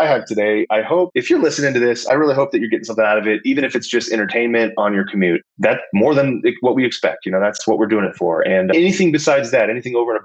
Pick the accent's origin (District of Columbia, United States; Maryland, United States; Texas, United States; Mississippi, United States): Texas, United States; growing up in Texas, I knew a lot about Texas history